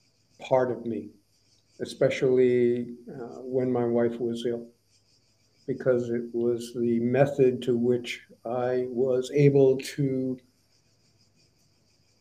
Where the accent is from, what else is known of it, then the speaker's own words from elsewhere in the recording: Providence, Rhode Island, United States; moved away as an adult; also born or lived in Canada; now in Florida, United States; I was born in Providence, Rhode Island, the smallest state of the Union, in 1949, in a snowstorm, according to my mom. And I was brought up there